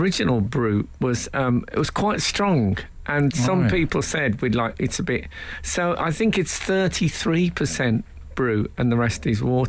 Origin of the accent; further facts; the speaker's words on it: Birmingham, West Midlands, United Kingdom; When I was growing up in Birmingham